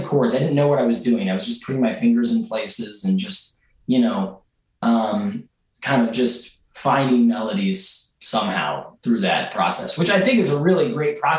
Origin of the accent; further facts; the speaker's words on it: Philadelphia, Pennsylvania, United States; I grew up in Mount Airy, and I've lived there for the last 8 years.